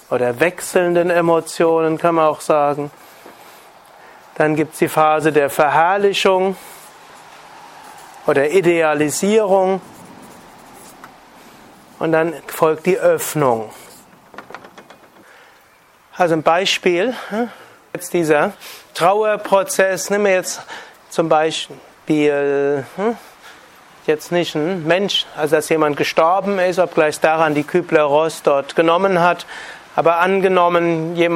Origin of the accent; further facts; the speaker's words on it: North Rhine-Westphalia, Germany; da, wo ich herkomme, jetzt in Nordrhein-Westfalen, Ruhrgebiet 20 Prozent Arbeitslosigkeit in großen Teilen